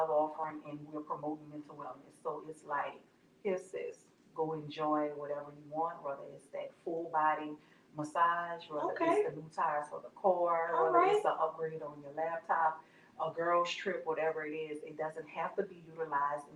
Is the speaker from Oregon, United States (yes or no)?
no; New Orleans, Louisiana, United States; moved away as an adult; now in Baton Rouge, United States; I'm originally from New Orleans. I've been in Baton Rouge for the past 13, 14 years now.